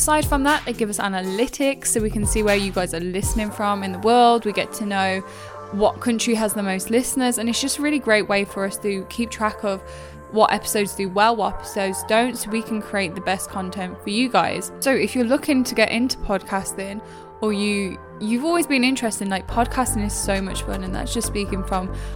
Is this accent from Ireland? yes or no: no; England, United Kingdom; I'm English